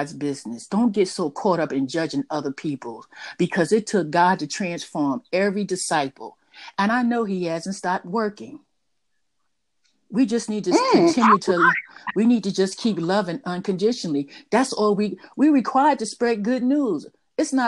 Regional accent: New York City, New York, United States; I was raised in Harlem

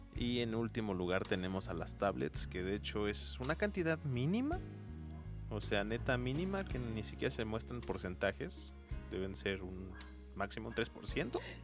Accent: Mexico; aquí en nuestros países ranchos mágicos, como lo es México

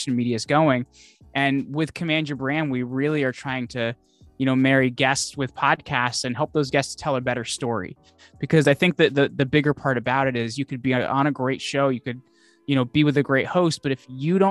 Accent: Northwestern New Jersey, United States; I grew up in New Jersey, but like over the border in New Jersey from Pennsylvania

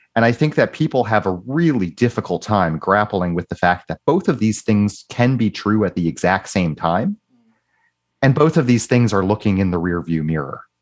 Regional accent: United States; now in Canada; in Canada and the United States where I grew up

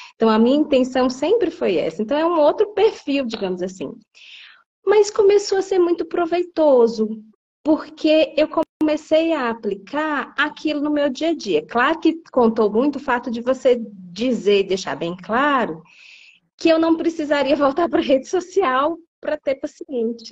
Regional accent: Piauí, Brazil; moved away as an adult; also born or lived in São Paulo; now in Brasília, Brazil; eu sou do Piauí. Originalmente, eu me formei no Piauí

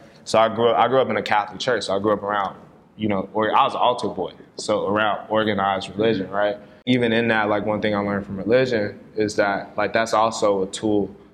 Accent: Ghana; now in United States; I'm from Ghana, too

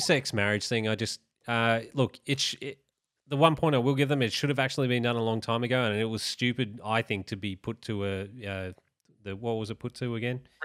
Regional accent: Australia

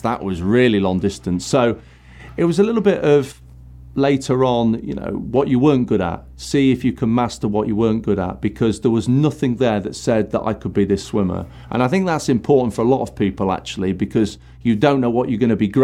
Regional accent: Nottingham, East Midlands, United Kingdom; I grew up in Nottingham

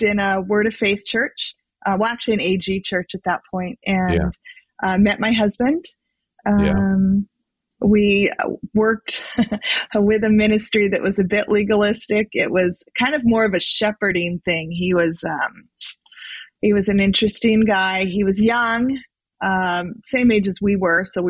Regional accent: California, United States; I grew up in California. I've always lived in California.

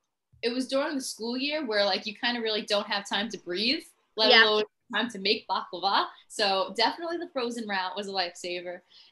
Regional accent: New York City, New York, United States; I'm from New York City

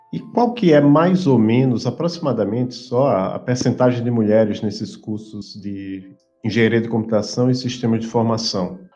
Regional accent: Maceió, Alagoas, Brazil; now in Curitiba, Brazil; Eu sou de Maceió, Alagoas

